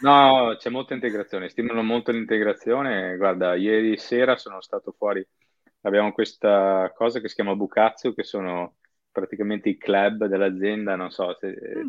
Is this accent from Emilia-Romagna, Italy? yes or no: no; Padua, Veneto, Italy; moved away as an adult; also born or lived in Venice / Milan / Rotterdam / London; now in Tokyo, Japan; sono di Padova, quindi sono italiano doc 100%, sono nato e cresciuto a Padova